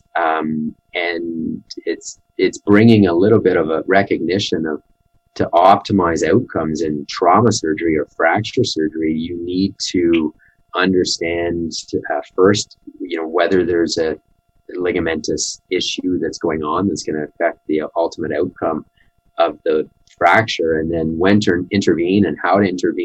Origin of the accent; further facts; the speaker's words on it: Ottawa, Ontario, Canada; now in Calgary, Canada; I grew up in Ottawa